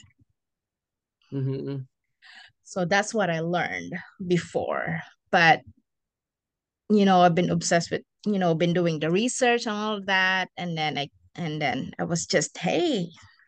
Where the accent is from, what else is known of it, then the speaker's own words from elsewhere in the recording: Philippines; moved away as an adult; now in United States; I'm from the Philippines, and I came here in the U.S. in 2013.